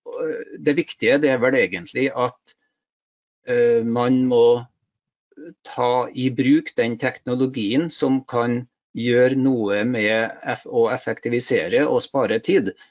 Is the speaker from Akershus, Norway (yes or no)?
no; Stjørdal, Trøndelag, Norway; jeg er ektefødt trønder fra Stjørdal. Så eh, der har jeg bodd hele livet mitt